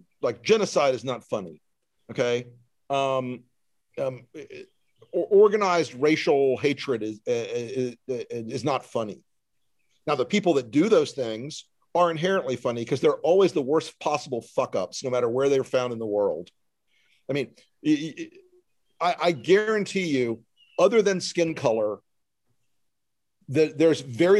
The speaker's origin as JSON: {"language": "English", "region": "the South", "country": "United States", "tie": "born or raised there", "said": "I was raised in the South"}